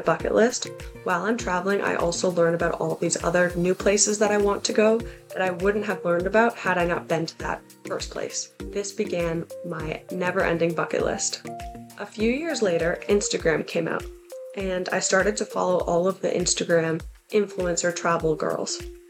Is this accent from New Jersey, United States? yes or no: no; Massachusetts, United States; So I grew up in the Boston area, and when I was young, we moved around a lot.